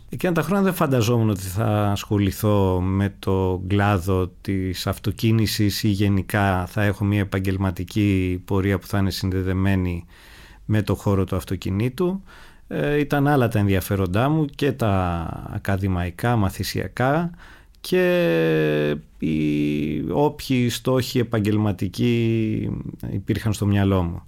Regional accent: Athens, Attica, Greece; είμαι γέννημα θρεμαθηναίος όπως λέμε. Γεννήθηκα στους αμπελοκήπους, ε, μεγάλωσα στην Αθήνα

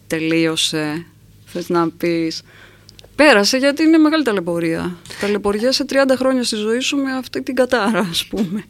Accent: Kavala, East Macedonia and Thrace, Greece; στην καβάλα και όλες που μεγάλωσα εγώ που ήταν η θάλασσα

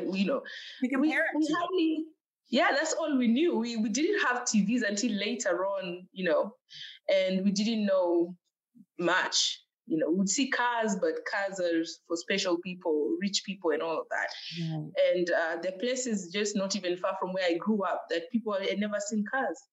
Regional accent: Kakamega, Kakamega County, Kenya; now in United States; I was born in Kenya at a place called Kakamega

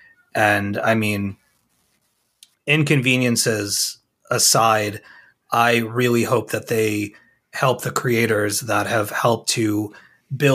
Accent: Long Island, New York, United States; We're both from Long Island

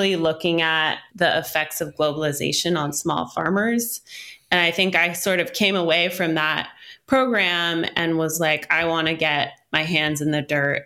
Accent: Oakland, California, United States; also born or lived in Berkeley; I grew up in Oakland and Berkeley

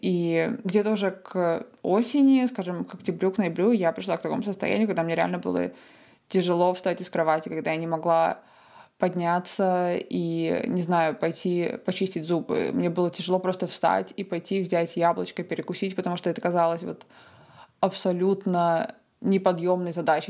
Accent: Tallinn, Harju County, Estonia; also born or lived in Cambridge, United Kingdom / Michigan, United States / Australia; я из Таллина, из Эстонии

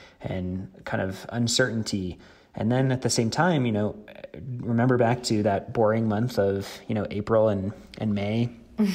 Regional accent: Denver, Colorado, United States; my hometown of Denver

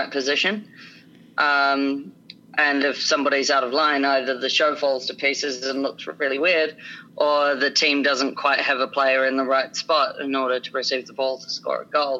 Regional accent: small town in New Zealand, north of Wellington, New Zealand; moved away; also born or lived in Melbourne; I actually grew up in a small town in New Zealand, just shortly north of Wellington. It's about an hour and a half north

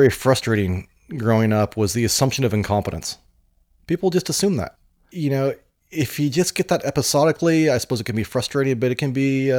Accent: Oregon, United States; I grew up in the Rogue Valley in Oregon, named after the Rogue River.

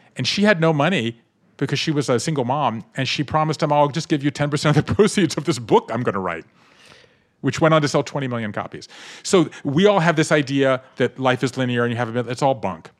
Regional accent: Savannah, Georgia, United States; I grew up in Savannah, Georgia

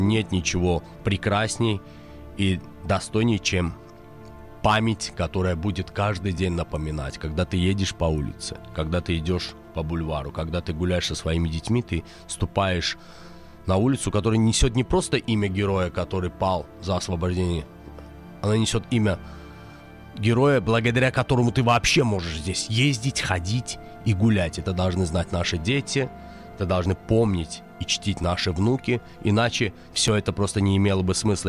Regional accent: Azerbaijan; Мы все азербайджанцы

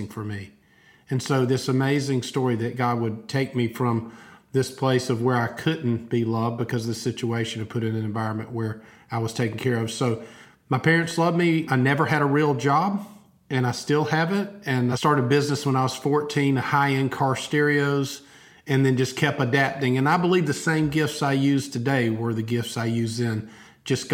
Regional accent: Albany, Georgia, United States; moved away as an adult; now in Opelika, United States; I grew up in Albany, Georgia, about 2 hours south.

